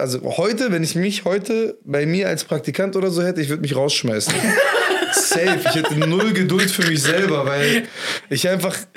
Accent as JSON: {"language": "German", "town": "Homburg", "country": "Germany", "said": "in Homburg, wo ich gelebt habe"}